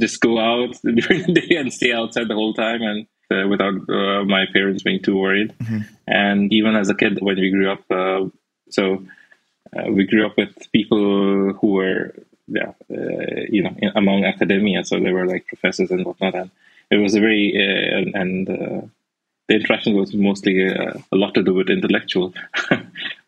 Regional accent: Darjeeling, West Bengal, India; also born or lived in Berlin, Germany; now in Brandenburg, Germany; I grew up in India, in a place called Darjeeling

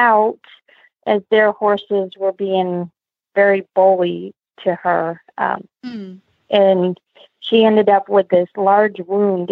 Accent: Pennsylvania, United States; I grew up in Pennsylvania doing 4-H

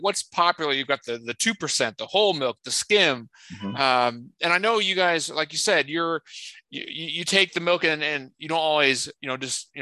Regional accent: Cincinnati, Ohio, United States; also born or lived in Chicago; now in Charlotte, United States; I'm originally from Cincinnati, Dayton area, spent 9 years in Chicago, and I'm in Charlotte now

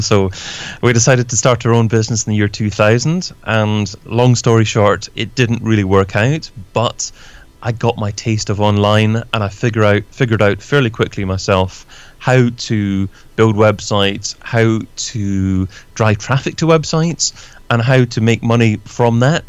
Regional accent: Scotland, United Kingdom; now in London, United Kingdom; I'm originally from Scotland, but I'm based in London myself, in the UK as well

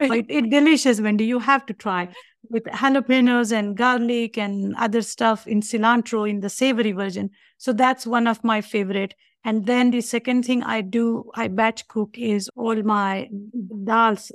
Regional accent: India; moved away as an adult; now in United States; I was born in India, so I practice Hinduism.

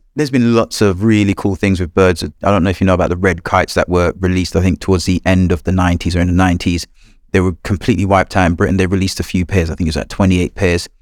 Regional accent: Jamaica; moved away; I was born in a small corner of Jamaica. It was a rural area. My first environment was the woodlands and the fields and forests near my house.

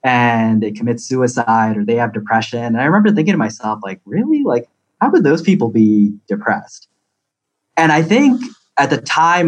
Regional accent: California, United States; when I introduce myself, I tell people I'm from California, and you know, I definitely feel like I'm more of a West Coaster than an East Coaster here.

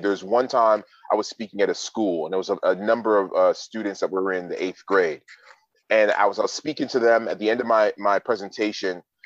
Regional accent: Toronto, Ontario, Canada; I was born and raised in Toronto, Ontario, Canada

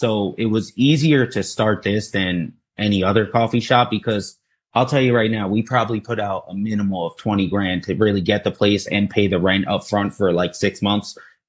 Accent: Sea Bright, New Jersey, United States; I grew up in the Seabright, New Jersey, though.

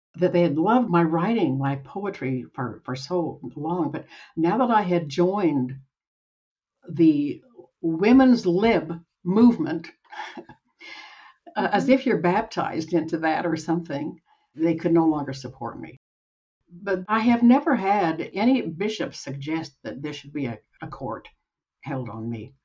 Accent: Utah, United States; also born or lived in Salt Lake City, Utah / Gusher, Utah / Provo, Utah; I was born in Salt Lake City. When I was eight, we moved out to the Uinta Basin, where we lived in Gusher, Utah, tiny little town for five years. And then we moved to Provo, where I finished my growing up

